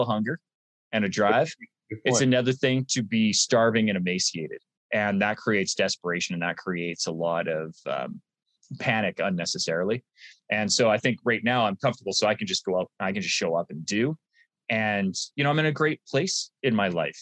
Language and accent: English; Canada; I'm Canadian